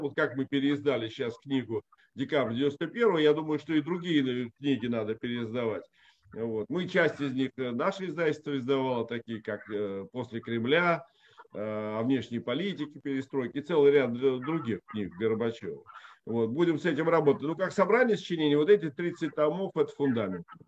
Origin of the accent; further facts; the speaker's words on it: Riga, Latvia; moved away as an adult; я вот, например, рижанин. Я 17 лет родился и прожил в Латвии